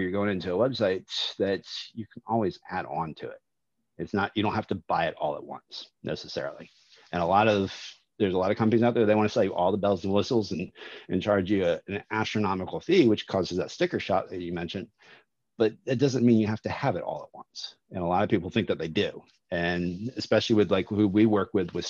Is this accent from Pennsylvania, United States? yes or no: no; Jacksonville, Florida, United States; I grew up in Jacksonville, Florida, Maxwell House, right down the street